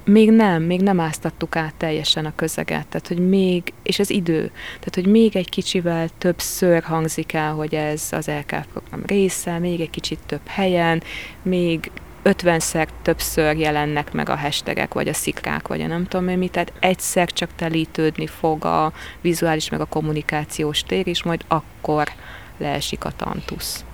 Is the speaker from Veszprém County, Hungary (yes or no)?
yes; Tapolca, Veszprém County, Hungary; also born or lived in Székesfehérvár / Budapest / Paris / Normandy; now in Veszprém, Hungary; én Székesfehérváron születtem, Tapolcán gyerekeskedtem